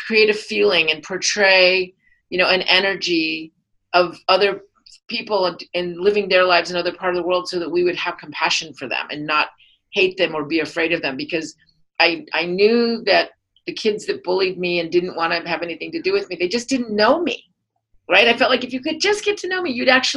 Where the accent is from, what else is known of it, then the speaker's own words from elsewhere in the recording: Seattle, Washington, United States; moved away; also born or lived in Colorado / Santa Barbara; so I grew up in Seattle